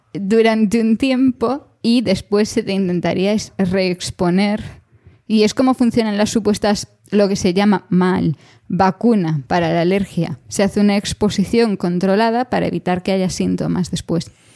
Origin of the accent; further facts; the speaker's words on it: Galicia, Spain; yo como gallega